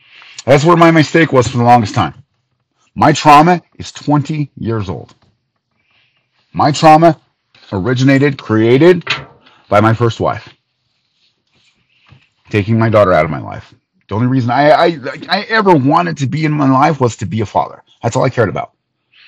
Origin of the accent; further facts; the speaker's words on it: United States; as an American